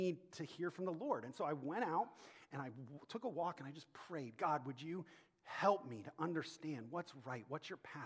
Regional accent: Akron, Ohio, United States; moved away as an adult; back in my hometown of Akron, Ohio

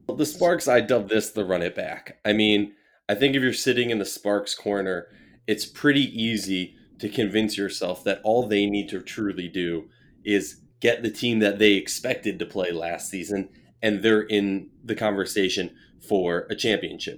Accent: Minnesota, United States; my hometown Minnesota

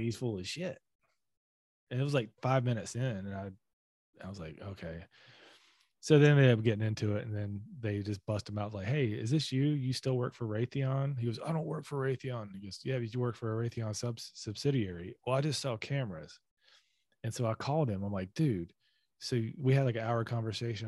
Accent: the South, United States; being a Southerner

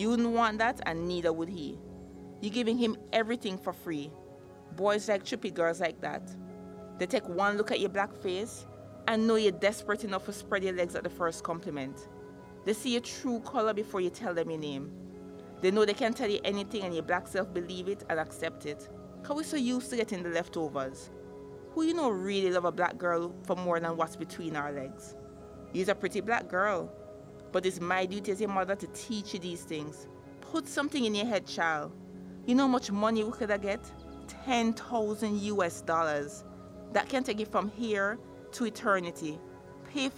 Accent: Jamaica; moved away; I'm Jamaican

